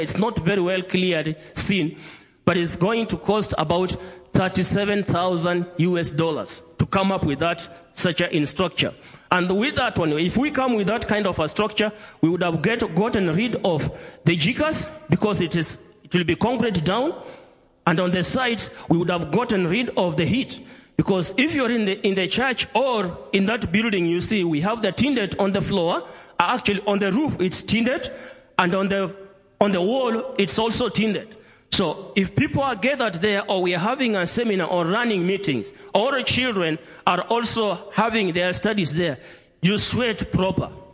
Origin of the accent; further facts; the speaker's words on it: Kenya; greetings from Kenya, from all the churches in Kenya